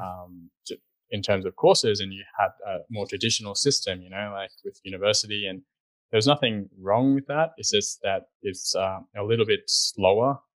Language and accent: English; Sydney, New South Wales, Australia; moved away as an adult; also born or lived in New York City; I grew up in Sydney, Australia